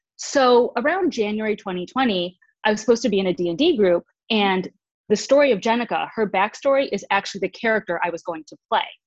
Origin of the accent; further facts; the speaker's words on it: Michigan, United States; now in Los Angeles, United States; originally from Michigan, I now live in Los Angeles.